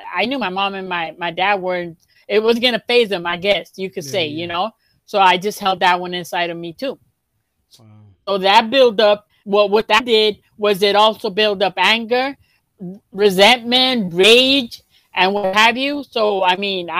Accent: Los Angeles, California, United States; I grew up in South Central

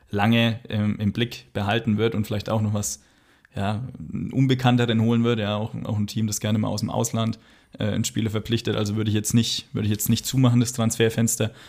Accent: Magdeburg, Saxony-Anhalt, Germany; Als Magdeburger würden wir es nicht lustig finden.

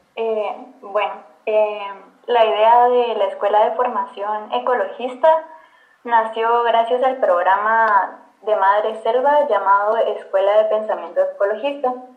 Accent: Guatemala; como guatemaltecos

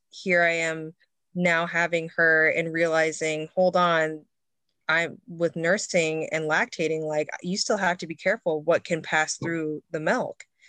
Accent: Midwest, United States; now in Seattle, United States; growing up in the Midwest, I grew up on a farm

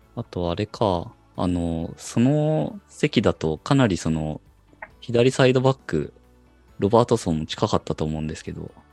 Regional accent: Japan; 我々日本人サポーター

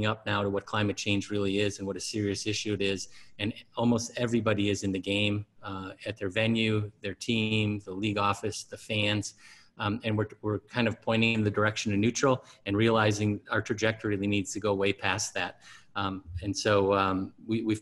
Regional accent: Wisconsin, United States; I grew up in Wisconsin, along the shore of Lake Michigan.

